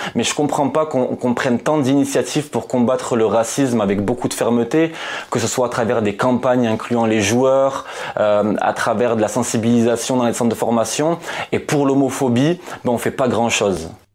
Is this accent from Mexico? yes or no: no; France; moi je suis français euh, et arabe